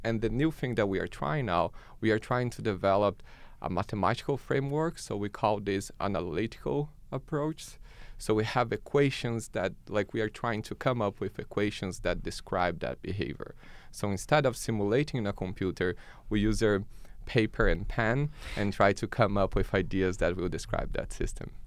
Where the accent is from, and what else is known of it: Brazil; moved away as an adult; now in Canada